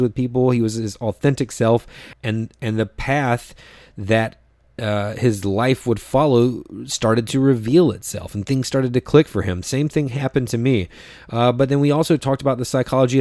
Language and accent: English; North Carolina, United States; moved away; also born or lived in New York; I'm from North Carolina